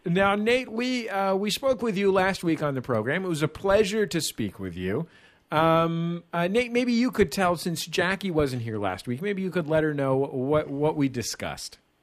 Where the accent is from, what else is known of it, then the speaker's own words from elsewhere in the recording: San Francisco, California, United States; I grew up in San Francisco.